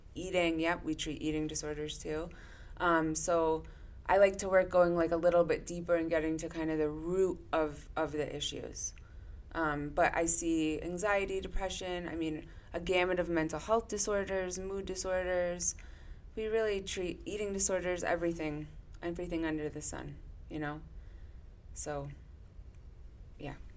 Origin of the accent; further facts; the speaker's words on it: Weston, Connecticut, United States; I grew up in not too far from here in Weston, Connecticut